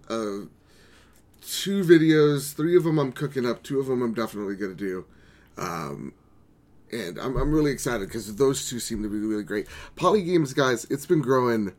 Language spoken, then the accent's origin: English; United States; As an American